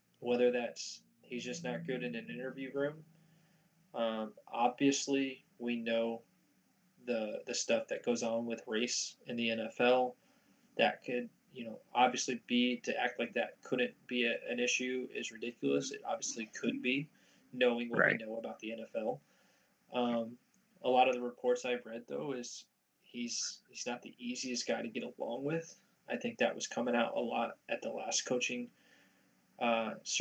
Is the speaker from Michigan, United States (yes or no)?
no; Illinois, United States; I am from Illinois, so I support my home team